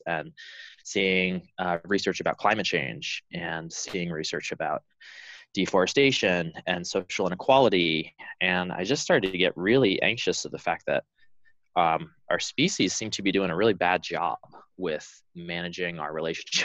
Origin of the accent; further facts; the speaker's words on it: Allentown, Pennsylvania, United States; I grew up in Pennsylvania, on the eastern side of the state, in Allentown